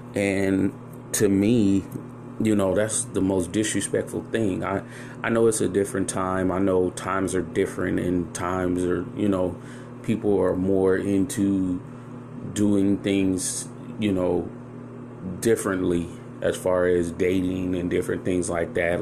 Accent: San Francisco, California, United States; also born or lived in Chicago, Illinois; I grew up in San Francisco, so I was around a melting pot of people.

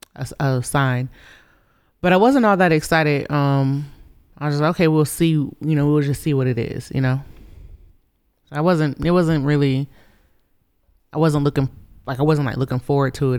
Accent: Gainesville, Florida, United States; moved away as an adult; now in Colorado, United States; I grew up in Florida, you know, in Gainesville, Florida

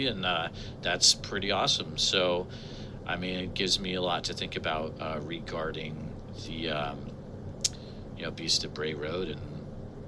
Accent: New England, United States; growing up in New England

